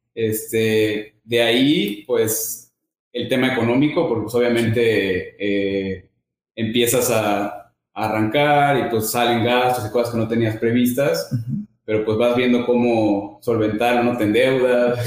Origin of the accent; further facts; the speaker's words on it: Veracruz, Mexico; Soy de Veracruz, tengo 33 años.